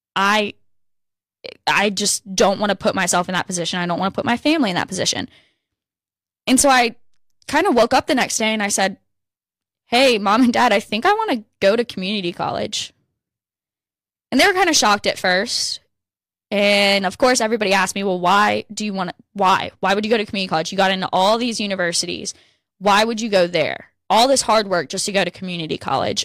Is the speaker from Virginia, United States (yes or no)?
yes; Virginia, United States; I grew up in Virginia